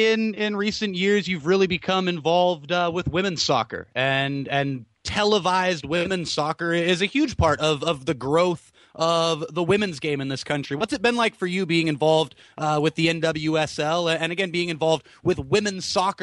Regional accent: San Jose, California, United States; growing up in the Bay Area for me and in the San Jose area

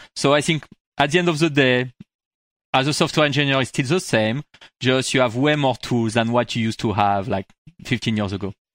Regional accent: France; accent: French; English is a second language; moved away as an adult; now in United States; I moved into U S, like, twelve, like fourteen years ago, actually, from France. I can, you heard it from my accent

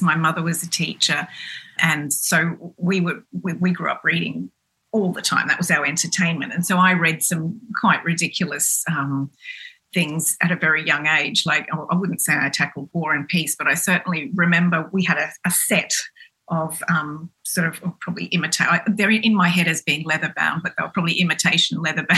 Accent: Cairns, Queensland, Australia; grew up in in Cairns, which is a very small town

